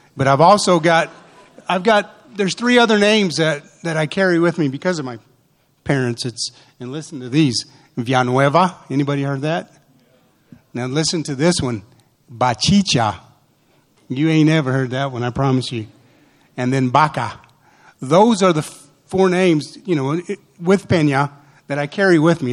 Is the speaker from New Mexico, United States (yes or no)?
yes; Portales, New Mexico, United States; The way we were raised in New Mexico